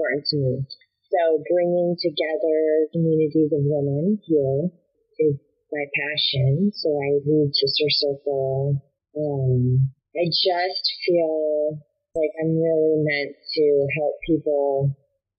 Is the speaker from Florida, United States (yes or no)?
yes; West Palm Beach, Florida, United States; moved away as an adult; also born or lived in Northern California; I grew up in West Palm Beach, Florida